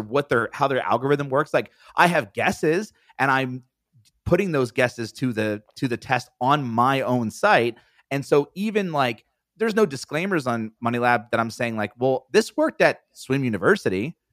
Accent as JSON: {"language": "English", "region": "East Coast", "country": "United States", "said": "I'm from the East Coast"}